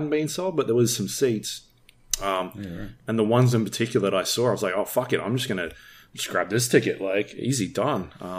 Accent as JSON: {"language": "English", "country": "Australia", "said": "I'm Australian"}